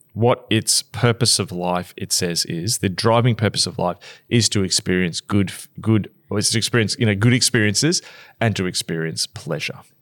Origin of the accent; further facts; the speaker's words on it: Australia; us Australians